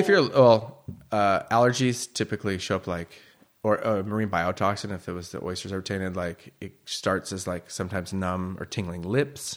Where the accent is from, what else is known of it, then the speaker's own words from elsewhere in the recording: Bay Area, east of San Francisco, California, United States; moved away as an adult; also born or lived in Chicago / Oregon / Cambria; I was born in Chicago, grew up in the Bay Area near east of San Francisco